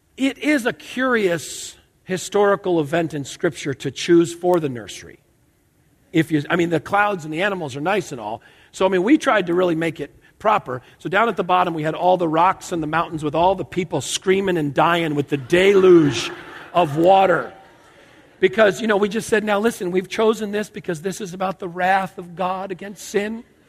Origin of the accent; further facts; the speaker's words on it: outside Hartford, Connecticut, United States; I grew up in Connecticut, outside Hartford.